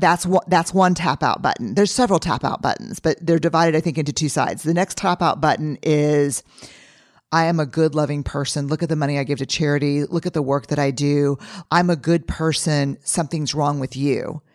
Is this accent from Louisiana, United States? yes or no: yes; New Orleans, Louisiana, United States; growing up in New Orleans